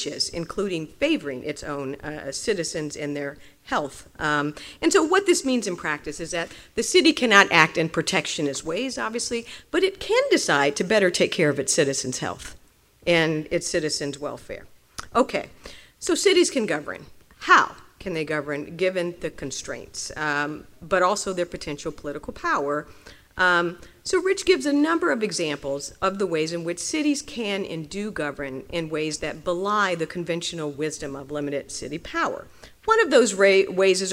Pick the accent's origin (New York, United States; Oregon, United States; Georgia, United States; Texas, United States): New York, United States; New York City; as a New Yorker